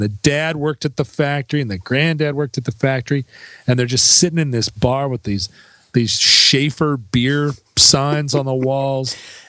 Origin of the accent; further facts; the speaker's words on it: Alaska, United States; I grew up in America, but also far away from America the great state of Alaska